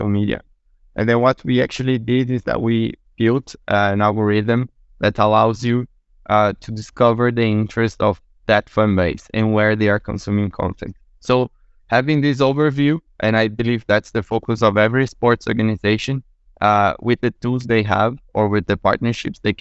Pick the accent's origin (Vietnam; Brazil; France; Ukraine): Brazil; also born or lived in Portugal; I'm from Brazil, but running the company based out in Portugal